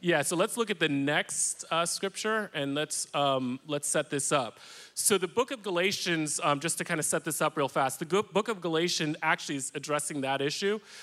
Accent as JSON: {"language": "English", "town": "New York City", "region": "New York", "country": "United States", "tie": "born or raised there", "said": "I was raised in Washington Heights, which is in upper Manhattan."}